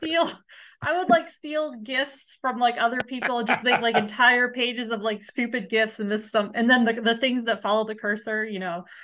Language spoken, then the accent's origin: English; United States; I grew up in the United States